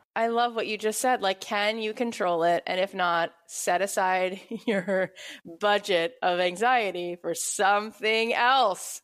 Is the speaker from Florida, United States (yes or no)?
yes; Florida, United States; now in Los Angeles, United States; I grew up in Florida and now living in L